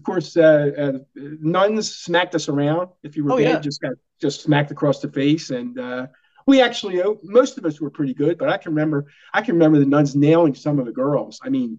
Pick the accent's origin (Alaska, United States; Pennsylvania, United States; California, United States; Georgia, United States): Pennsylvania, United States; Yeadon; growing up in Yaden again, great place.